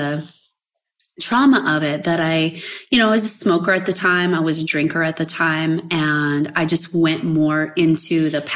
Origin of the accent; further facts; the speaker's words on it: West Coast, United States; moved away as an adult; also born or lived in Kansas / Hawaii; I'm in Kansas now and away from basically everybody, right? Because I grew up in the West Coast.